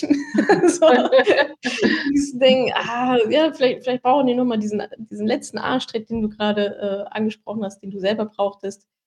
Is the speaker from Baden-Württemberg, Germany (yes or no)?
no; Ruhr area, North Rhine-Westphalia, Germany; ich komme ja auch aus dem Ruhrgebiet